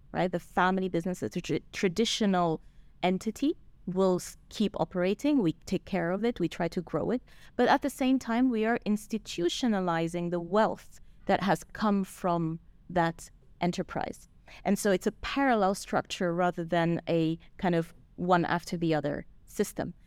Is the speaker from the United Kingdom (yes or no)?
no; Switzerland; moved away; I grew up in Switzerland